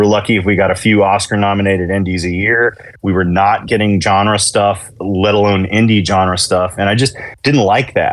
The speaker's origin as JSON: {"language": "English", "town": "Chattanooga", "region": "Tennessee", "country": "United States", "tie": "born or raised there", "also_born_or_lived": "Nashville", "said": "I grew up in Chattanooga, but I moved to Nashville in 2001"}